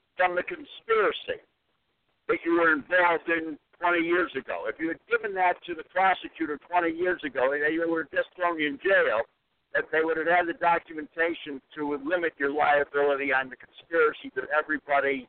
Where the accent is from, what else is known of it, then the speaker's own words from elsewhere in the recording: Scranton, Pennsylvania, United States; I'm originally from Scranton, Pennsylvania